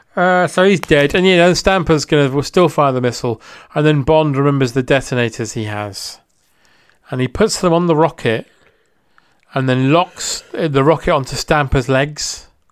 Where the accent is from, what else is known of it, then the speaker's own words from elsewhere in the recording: United Kingdom; as a British person